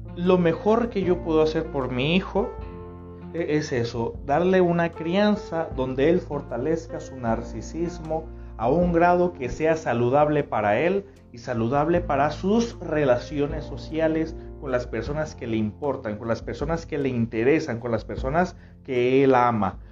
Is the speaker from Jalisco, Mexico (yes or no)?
no; Tepic, Nayarit, Mexico; Yo estoy transmitiendo en este momento desde el Pacífico Mexicano, desde Nayarit, eh, la tierra que me vio nacer